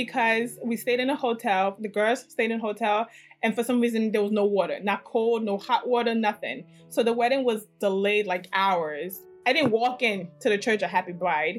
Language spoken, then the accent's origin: English; Edo, Nigeria; now in United States; I'm from Edo State